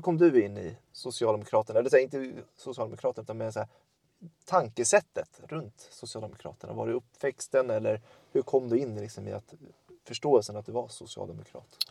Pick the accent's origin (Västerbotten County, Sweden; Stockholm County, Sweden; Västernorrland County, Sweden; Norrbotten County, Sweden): Stockholm County, Sweden; Tullinge; moved away as an adult; also born or lived in Södertälje / Örebro; now in Lomma, Sweden; jag är född i Södertälje, sen är jag uppfödd i Tullinge utanför Stockholm